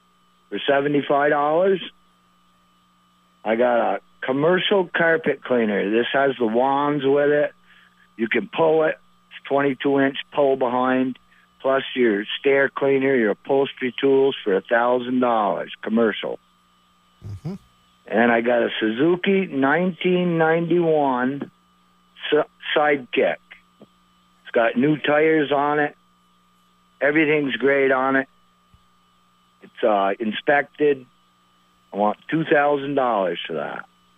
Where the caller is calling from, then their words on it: Brandon, Vermont, United States; from Brandon.